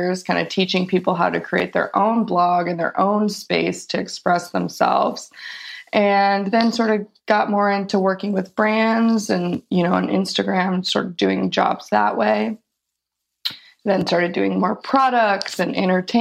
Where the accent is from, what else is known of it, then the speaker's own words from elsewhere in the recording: Chicago, Illinois, United States; moved away; also born or lived in California; I grew up in Chicago and moved a couple of places and ended up in California when I was 19